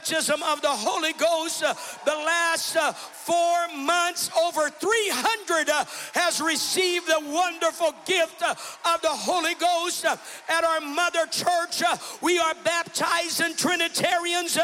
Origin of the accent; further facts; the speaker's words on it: Brazil; I was born and raised in Brazil